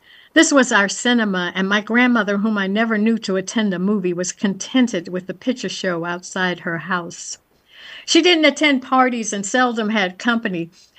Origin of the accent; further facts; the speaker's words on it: Washington, District of Columbia, United States; growing up in the Shaw community in DC.